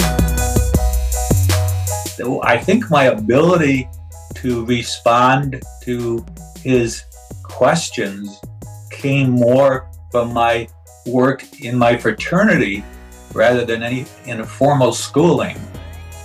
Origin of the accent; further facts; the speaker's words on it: Chicago, Illinois, United States; moved away; also born or lived in Valparaiso, Indiana / St. Paul, Minnesota; I grew up in Chicago